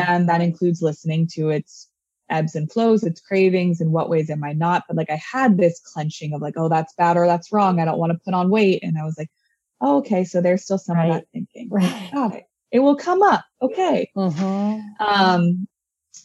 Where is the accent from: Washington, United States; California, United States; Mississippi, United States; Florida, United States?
California, United States; Orange County; growing up in Orange County